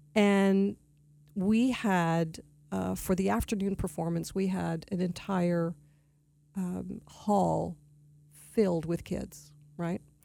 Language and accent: English; Toronto, Ontario, Canada; moved away as an adult; also born or lived in Montreal; now in Palm Beach County, United States; I am a native Torontonian, so I'm from Canada